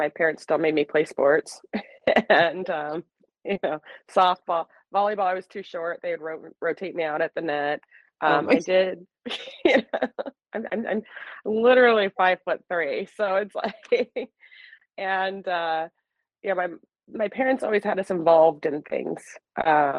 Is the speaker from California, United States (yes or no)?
yes; Bay Point, California, United States; now in Brentwood, United States; I grew up in West Pittsburgh, which they changed the name of the city because it was so bad